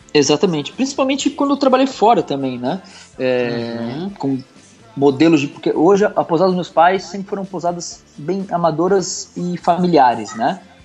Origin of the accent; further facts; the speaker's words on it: Bombinhas, Santa Catarina, Brazil; also born or lived in Guarujá, São Paulo / Itajaí; Desde que eu saí do Guarujá, lá no litoral de São Paulo, que eu vim morar aqui em Santa Catarina com meus pais, no litoral aqui em Bombinhas